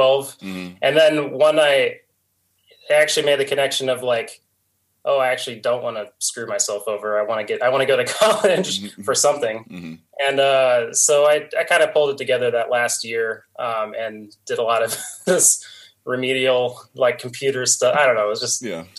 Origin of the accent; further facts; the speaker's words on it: North Canton, Ohio, United States; I grew up in Canton, North Canton.